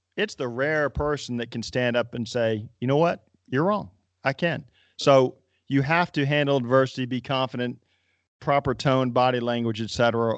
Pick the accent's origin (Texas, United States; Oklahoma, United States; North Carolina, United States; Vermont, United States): North Carolina, United States; I grew up in North Carolina